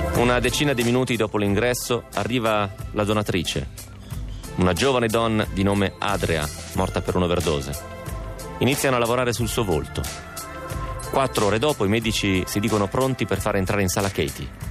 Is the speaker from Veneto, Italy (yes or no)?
no; Romentino, Piedmont, Italy; il mio paese romentino ne ha 4.000